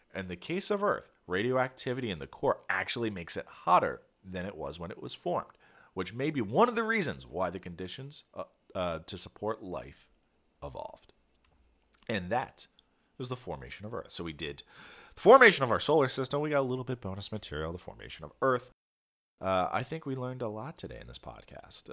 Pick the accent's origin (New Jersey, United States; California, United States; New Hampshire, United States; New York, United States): New Jersey, United States; Philadelphia suburbs, southern; I grew up in Philadelphia, well, the Philadelphia suburbs. uh, in southern New Jersey. So across the river from Philadelphia